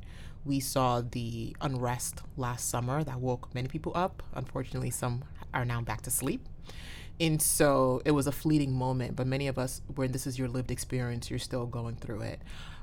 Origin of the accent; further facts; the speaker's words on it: New Haven, Connecticut, United States; here since I was 10 years old in the New Haven area. So I think 20 years in now, I guess I can say I'm from New Haven, Connecticut, as I begrudgingly admit that.